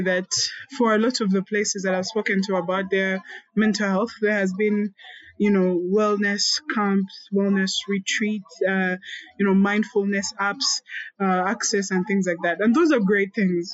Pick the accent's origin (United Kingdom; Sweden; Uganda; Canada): Uganda; Growing up in Uganda